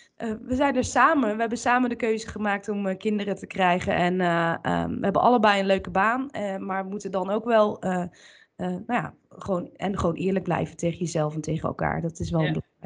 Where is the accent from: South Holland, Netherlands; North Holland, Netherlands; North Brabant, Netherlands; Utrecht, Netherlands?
North Brabant, Netherlands; Bergen op Zoom; ik kom uit Bergen op Zoom